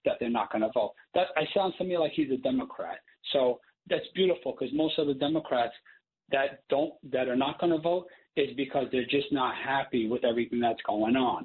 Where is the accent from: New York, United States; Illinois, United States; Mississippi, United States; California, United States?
New York, United States; New York City; as a New Yorker, born and raised in the Bronx